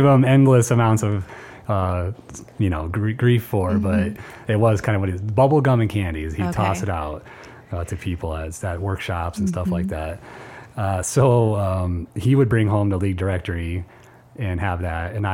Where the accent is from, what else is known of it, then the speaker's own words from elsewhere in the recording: Iowa City, Iowa, United States; I grew up in Iowa City, went to City High School